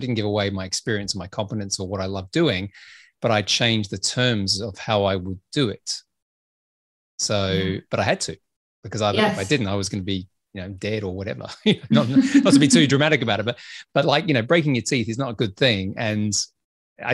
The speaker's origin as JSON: {"language": "English", "country": "Australia", "said": "I'm Australian"}